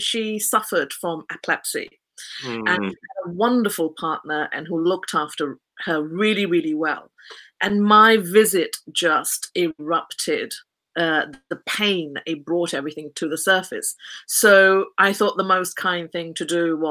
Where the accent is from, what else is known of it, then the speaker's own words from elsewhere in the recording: Kent, South East England, United Kingdom; I was born in Kent, which is also known as the Garden of England.